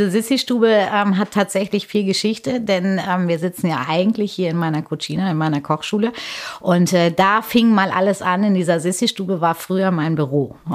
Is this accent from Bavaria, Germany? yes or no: no; Paderborn, North Rhine-Westphalia, Germany; also born or lived in Hamburg / Bielefeld; zwar gebürtig in Hamburg, aber groß geworden zwischen Paderborn und Bielefeld und in Paderborn äh, ist ja immer noch sehr katholisch, ähm, gab es ähm, eine reine Mädchenschule, das äh, Michaelskloster.